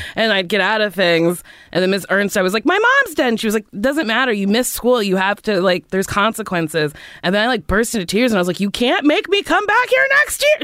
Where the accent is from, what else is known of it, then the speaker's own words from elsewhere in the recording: Middletown, New Jersey, United States; moved away as an adult; also born or lived in New York; Middletown, New Jersey